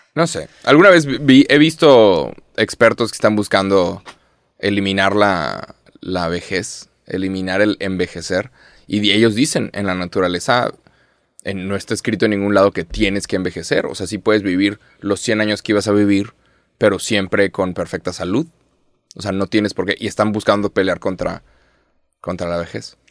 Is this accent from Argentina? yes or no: no; Mexico; yo uso Mexican para referirme a mí y soy mexicano